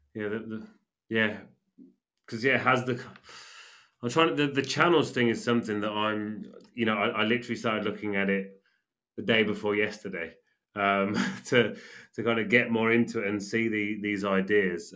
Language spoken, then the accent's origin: English; England, United Kingdom; now in Spain; I'm English and she's living in Spain